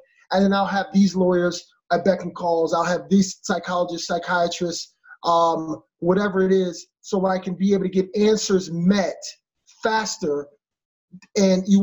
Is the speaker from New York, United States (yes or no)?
no; Philadelphia, Pennsylvania, United States; I'm from Philadelphia. I'm a city kid.